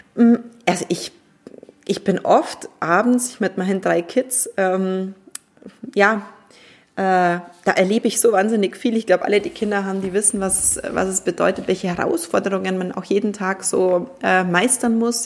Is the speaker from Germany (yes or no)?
yes; Germany; bei uns in Deutschland